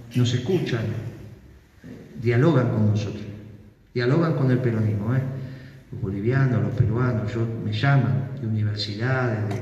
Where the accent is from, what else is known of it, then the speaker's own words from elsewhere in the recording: Argentina; somos la Argentina